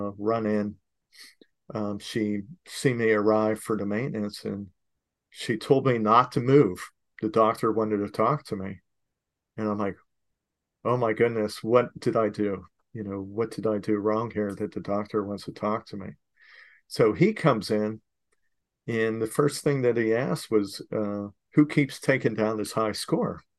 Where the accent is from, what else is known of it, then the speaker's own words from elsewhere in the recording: Fort Myers, Florida, United States; here I'm in Fort Myers